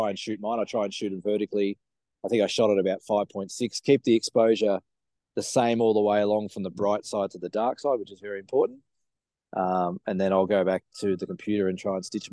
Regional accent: Australia; we're from Australia

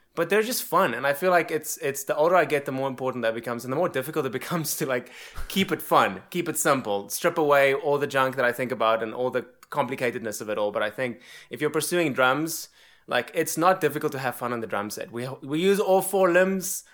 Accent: South Africa; moved away as an adult; now in United States; born and raised in South Africa

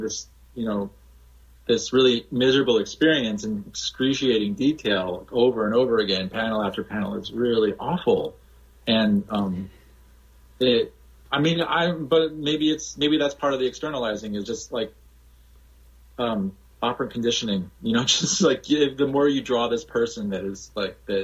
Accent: Hawaii, United States; being from Hawaii and being white in Hawaii

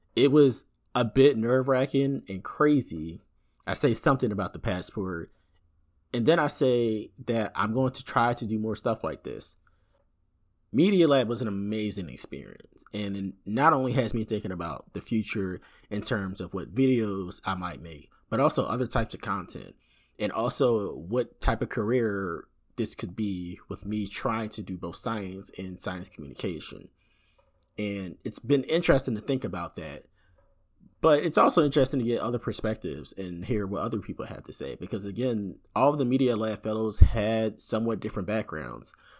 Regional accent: Philadelphia, Pennsylvania, United States; from Philadelphia, U S

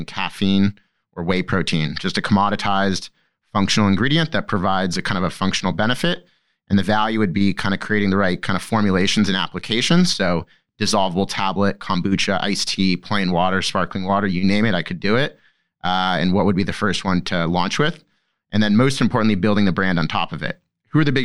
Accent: Laguna Beach, California, United States; moved away as an adult; also born or lived in Boston; So I grew up in Southern California, an hour south from LA, in a little surf town called Laguna Beach

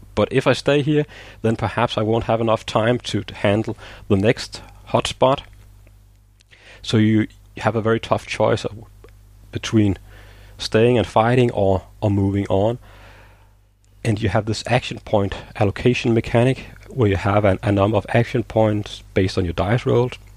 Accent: Denmark; I'm living in Denmark

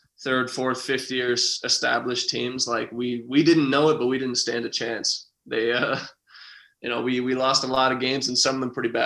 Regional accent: outside of North Bay, Ontario, Canada; I didn't even grow up in North Bay. I grew up outside of North Bay

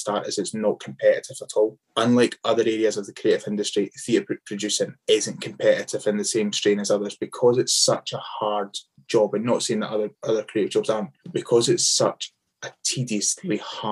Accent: Scotland, United Kingdom; as Scottish people

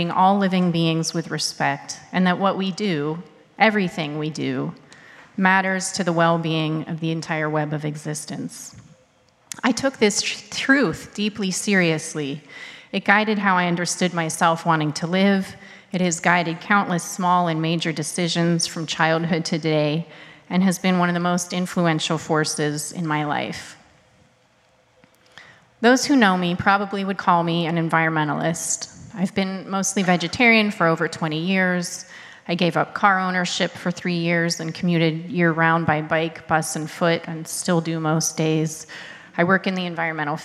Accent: Pittsburgh, Pennsylvania, United States; I was raised Unitarian Universalist in Pittsburgh, Pennsylvania.

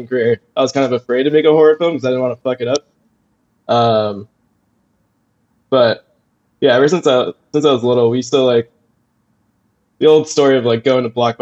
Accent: Falmouth, Massachusetts, United States; moved away as an adult; now in Brooklyn, United States; my hometown in Falmouth, Massachusetts

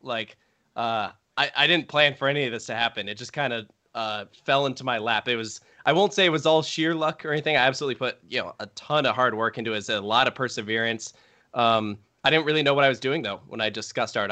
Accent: Richmond, Virginia, United States; I grew up in Richmond

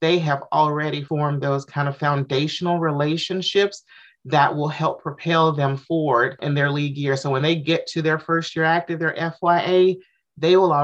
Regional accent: Jackson, Mississippi, United States; moved away as an adult; now in Atlanta, United States; I moved to Atlanta in 2008. I'm originally from Mississippi, Jackson, Mississippi

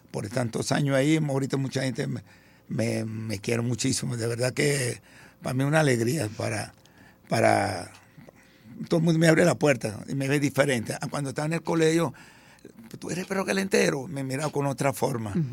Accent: Venezuela; also born or lived in Italy; yo tenía un año, nací en Venezuela y nos fuimos para Italia. Y después llegamos ahorita, como a los 50 años, y tenía 11 años y medio

